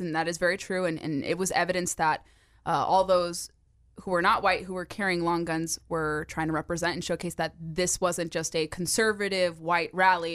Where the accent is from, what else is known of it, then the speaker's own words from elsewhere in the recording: California, United States; now in Virginia, United States; my home state of California